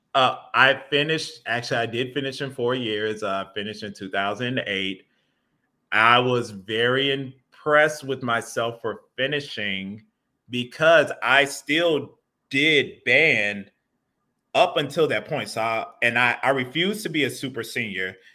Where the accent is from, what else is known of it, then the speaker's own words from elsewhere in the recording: Atlanta, Georgia, United States; moved away as an adult; also born or lived in Hampton, Virginia / Boston, Massachusetts; now in Kent, United States; I grew up in Atlanta, Georgia